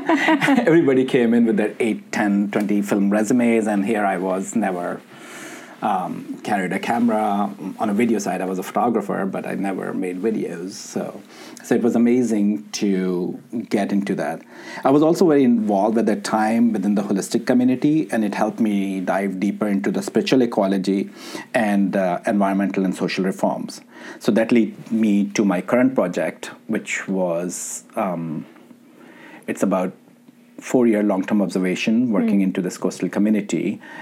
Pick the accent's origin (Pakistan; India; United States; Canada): Pakistan; Growing up in Pakistan, and I always thought like Sufism was always about Qawwalis and listening to …